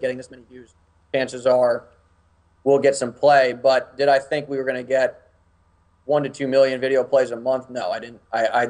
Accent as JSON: {"language": "English", "town": "Washington", "region": "District of Columbia", "country": "United States", "said": "I'm from Washington, D.C., so everybody works in politics."}